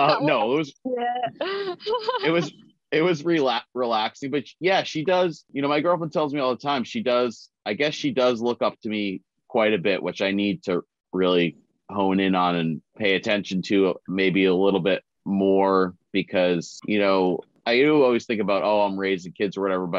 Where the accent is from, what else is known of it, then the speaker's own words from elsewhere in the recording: the Northeast, New Hampshire, United States; I'm from the Northeast